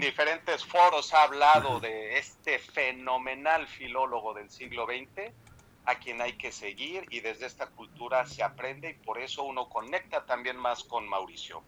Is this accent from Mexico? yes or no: yes; Mexico; moved away as an adult; now in Germany; soy mexicano, efectivamente egresado de la Iberoamericana